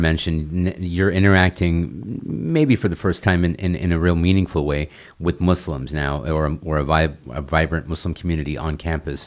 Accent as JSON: {"language": "English", "country": "United States", "tie": "born or raised there", "also_born_or_lived": "India", "said": "born and raised in the United States"}